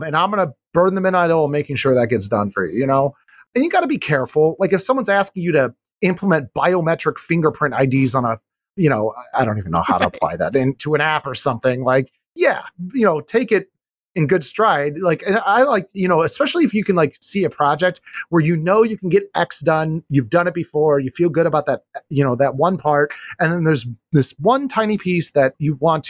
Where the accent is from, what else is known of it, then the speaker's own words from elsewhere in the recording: Chicago, Illinois, United States; I'm from Chicago